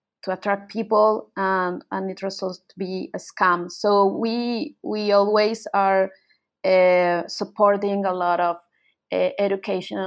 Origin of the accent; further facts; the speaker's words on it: Colombia; moved away as an adult; now in Buenos Aires, Argentina; I'm from Colombia, but I moved to Argentina and Buenos Aires like about 10 years ago